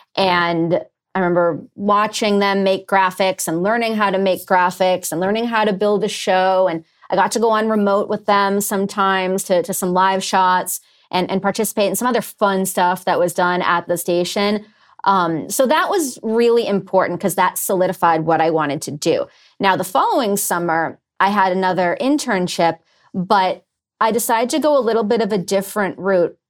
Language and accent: English; Boston, Massachusetts, United States; moved away as an adult; also born or lived in Syracuse, New York / Austin, Texas; now in Orlando, United States; growing up in the Boston area